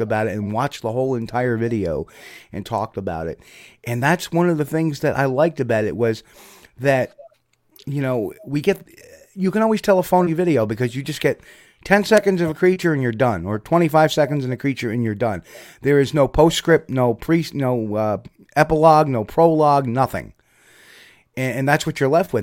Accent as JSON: {"language": "English", "region": "New Jersey", "country": "United States", "said": "I'm from New Jersey, so I understand his language"}